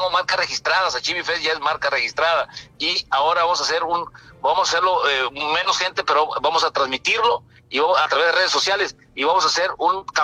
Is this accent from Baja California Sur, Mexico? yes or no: yes; Cabo San Lucas, Baja California Sur, Mexico; conozco cada rincón de mi tierra. Es más, estoy conociendo ahorita una colonia que en este momento se está formando aquí en Cabo San Lucas.